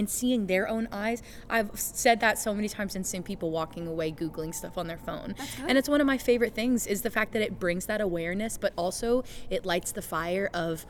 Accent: the South, United States; I grew up in the Bible Belt.

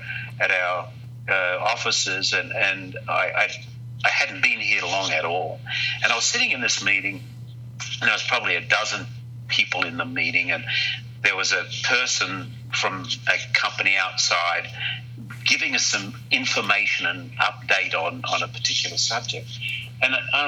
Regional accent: Australia; moved away as an adult; I was very fortunate as I was growing up in Australia.

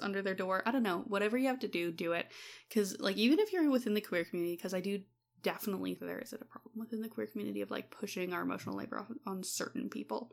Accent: Alberta, Canada; also born or lived in Claresholm, Alberta; as someone who grew up in Alberta

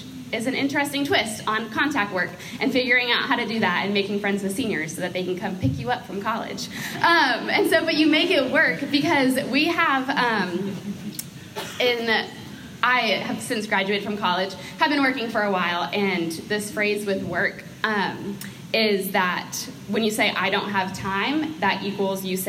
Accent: Maine, United States; moved away as an adult; now in Charlotte, United States; I am from Maine, moved to Charlotte to go to college

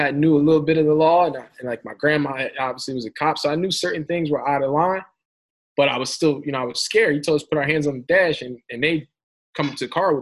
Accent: Philadelphia, Pennsylvania, United States; I'm from North Philly

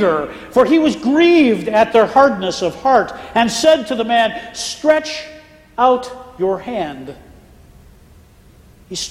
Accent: Pennsylvania, United States; now in Florida, United States; When I was growing up in Pennsylvania

